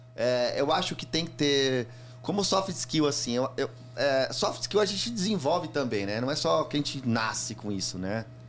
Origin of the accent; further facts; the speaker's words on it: São Paulo, Brazil; sou da Zona Leste ali do, e, e, a minha agência era ali no Carrão